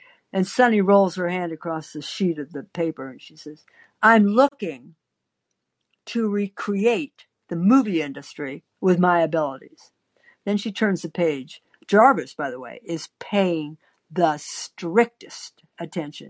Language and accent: English; Midwest, United States; I was born in the Midwest, the heart of the country in the sticks in a schoolhouse.